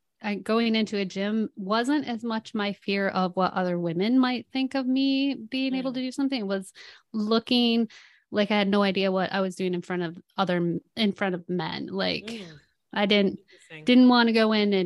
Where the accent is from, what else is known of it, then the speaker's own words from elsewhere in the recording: Midwest, United States; I'm Dutch. I come from the Midwest